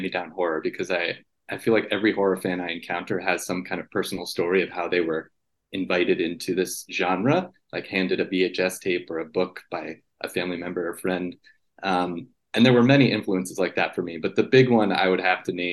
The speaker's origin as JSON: {"language": "English", "region": "New Jersey", "country": "United States", "tie": "born or raised there", "said": "I grew up in North Jersey"}